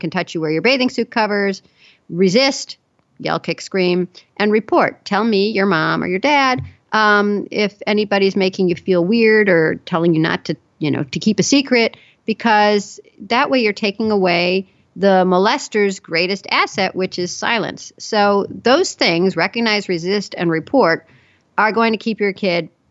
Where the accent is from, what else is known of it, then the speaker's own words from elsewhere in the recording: Chicago, Illinois, United States; I grew up in Chicago